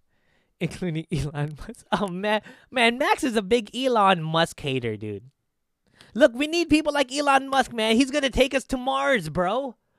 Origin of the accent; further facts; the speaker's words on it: Philippines; as a Filipino